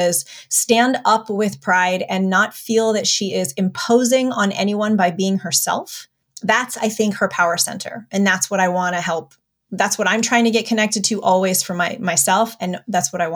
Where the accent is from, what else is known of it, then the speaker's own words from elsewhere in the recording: United States; also born or lived in New York City; I'm the first generation Armenian, born in the States.